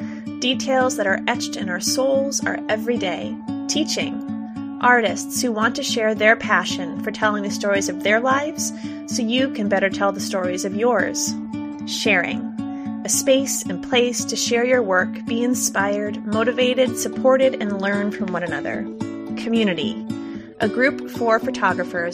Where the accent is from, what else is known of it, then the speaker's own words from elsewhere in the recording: Massachusetts, United States; also born or lived in Indiana; I am from Massachusetts, born and raised here. I've lived here my entire life